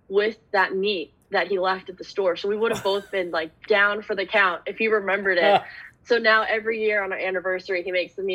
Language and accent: English; Dallas, Texas, United States; moved away as an adult; now in Portland, United States; I grew up in Dallas where there's fast food and chain restaurants and everything everywhere